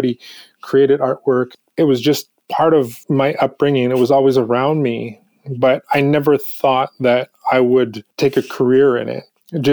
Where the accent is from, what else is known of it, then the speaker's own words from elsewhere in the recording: Prince Rupert, British Columbia, Canada; moved away as an adult; now in New Westminster, Canada; I was born in Prince Rupert, but I spent a lot of time on my home reserves